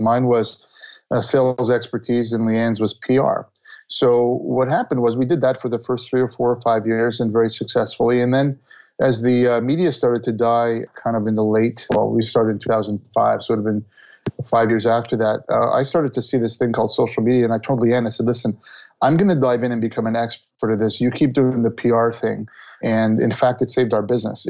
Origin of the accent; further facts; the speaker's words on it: Montreal, Quebec, Canada; when I grew up in Montreal and I went to Concordia University